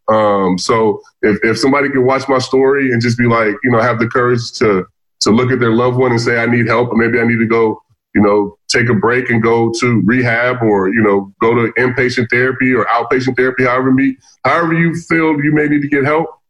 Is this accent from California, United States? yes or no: yes; Vallejo, California, United States; I grew up in Vallejo, California, um, Northern California.